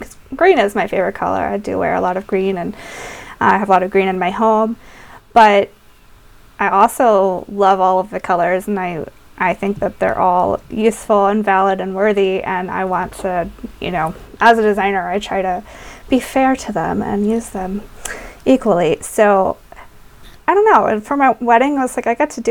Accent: the South, United States; growing up in the South

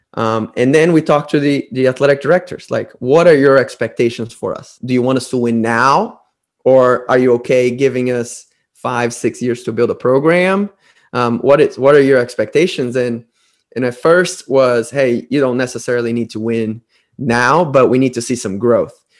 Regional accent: Brazil; moved away as an adult; also born or lived in United States; i was from Brazil back before social media, back before YouTube. I had to mail DVDs to coaches from Brazil to America.

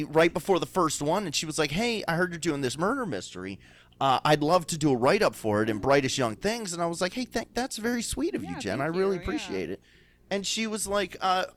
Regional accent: Baltimore, Maryland, United States; Grew up in Southwest Baltimore City

